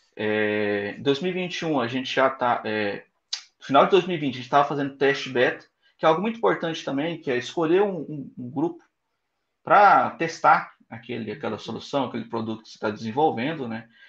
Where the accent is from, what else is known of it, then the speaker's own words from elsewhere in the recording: Goiânia, Goiás, Brazil; eu sou de Goiânia